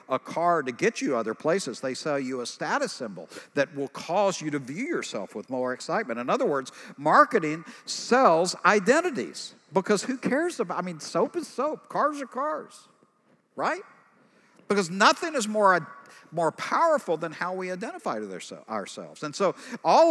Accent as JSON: {"language": "English", "region": "East Texas", "country": "United States", "said": "I'm from East Texas"}